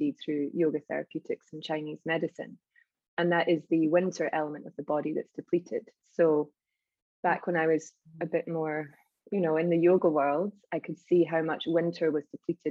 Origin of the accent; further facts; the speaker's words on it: Scotland, United Kingdom; moved away as an adult; now in Iceland; I was born on that land, although I'm mostly Irish.